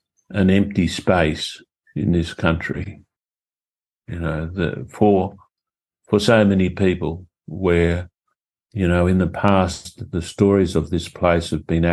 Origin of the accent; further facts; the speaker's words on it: Australia; I feel that there's this longing to know who we are as Australian people, you know.